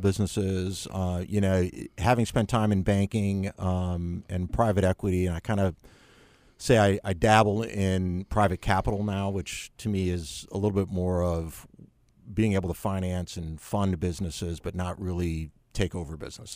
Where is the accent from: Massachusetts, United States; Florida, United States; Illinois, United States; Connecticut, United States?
Illinois, United States; Chicago; moved away as an adult; also born or lived in Spain / Boston; now in Charlotte, United States; Chicago originally.